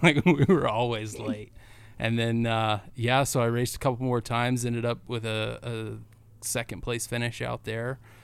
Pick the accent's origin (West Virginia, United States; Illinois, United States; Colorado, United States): Colorado, United States; Cortez; now in Indiana, United States; Cortez is my hometown